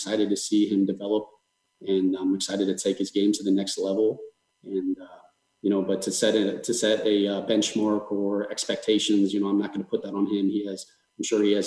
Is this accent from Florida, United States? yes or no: yes; South Florida, United States; I'm from South Florida